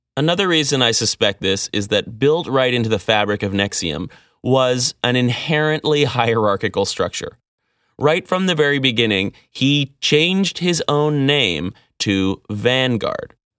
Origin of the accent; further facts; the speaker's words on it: Vancouver, British Columbia, Canada; I grew up in Vancouver.